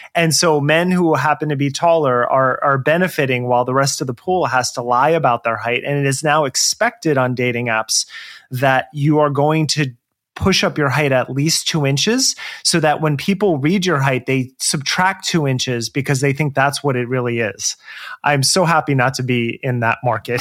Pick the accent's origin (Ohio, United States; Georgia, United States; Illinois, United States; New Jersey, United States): New Jersey, United States; moved away as an adult; also born or lived in New York City / Los Angeles; now in Portland, United States; I grew up in Jersey